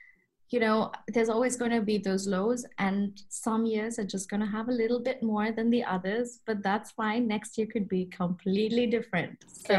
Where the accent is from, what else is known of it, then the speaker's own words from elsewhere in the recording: Kuwait; also born or lived in India / Boston, United States; So as you know, I grew up in the Middle East, in Kuwait to be specific, but I'm of Indian origin.